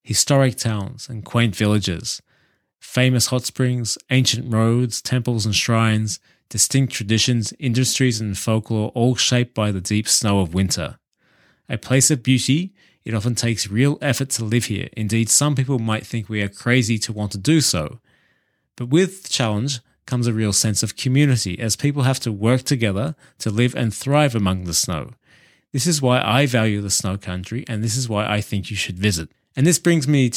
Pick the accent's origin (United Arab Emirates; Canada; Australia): Australia; moved away as an adult; also born or lived in United Kingdom; now in Nagano, Japan; Growing up in Australia through the 80s